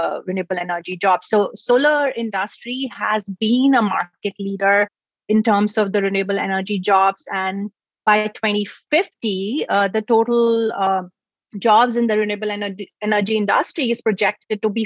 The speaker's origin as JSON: {"language": "English", "town": "New Delhi", "region": "Delhi", "country": "India", "tie": "born or raised there", "moved": "as an adult", "lives_now": "United States", "said": "I grew up in New Delhi in India"}